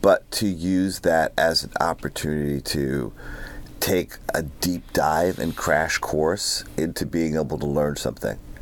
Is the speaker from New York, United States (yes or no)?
yes; New York, United States; moved away; I'm from New York